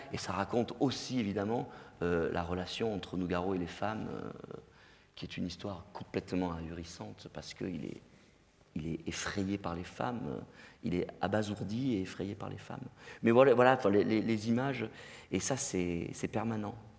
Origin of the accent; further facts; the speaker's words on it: Digne-les-Bains, Provence-Alpes-Côte d'Azur, France; moved away; also born or lived in Marseille; à Digne, euh, dans ma ville natale